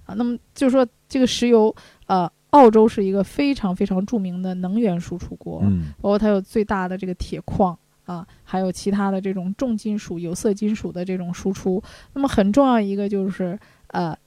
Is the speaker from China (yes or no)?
yes; China; 我们中国人